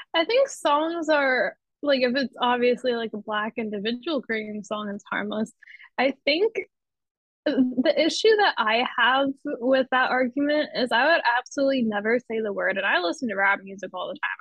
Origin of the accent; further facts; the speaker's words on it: Pennsylvania, United States; now in New York City, United States; in my hometown. I will say there's certain places that I would I would try not to take you back in Pennsylvania